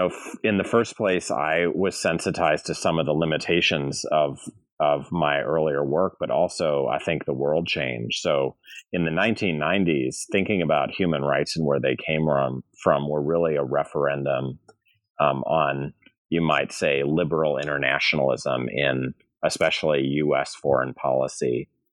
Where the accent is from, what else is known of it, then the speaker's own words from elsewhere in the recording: St. Louis, Missouri, United States; I'm from St. Louis, Missouri, and I've been part of the academy for 20 years now, teaching at various schools.